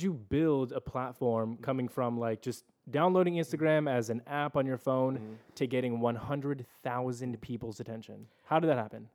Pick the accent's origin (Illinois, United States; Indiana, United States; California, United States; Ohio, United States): California, United States; El Cajon; we're both from El Cajon